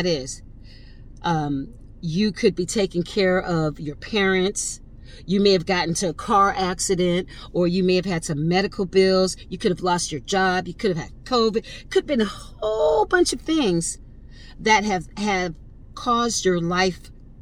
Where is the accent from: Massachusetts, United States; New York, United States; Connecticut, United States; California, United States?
Connecticut, United States; I'm from Connecticut, not from the ghetto